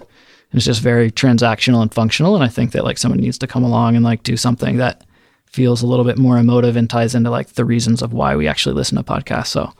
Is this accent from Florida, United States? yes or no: yes; Orlando, Florida, United States; moved away as an adult; I'm from Orlando, Florida